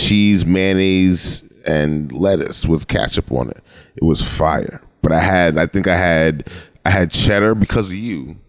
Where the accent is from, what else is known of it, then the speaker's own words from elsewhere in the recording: New York City, New York, United States; I am from the Bronx. Born and raised.